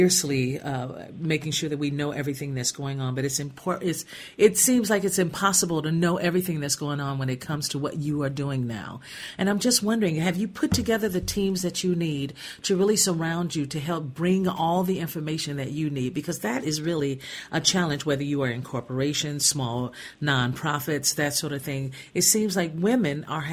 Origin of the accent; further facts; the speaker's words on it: Gary, Indiana, United States; I grew up in Gary, Indiana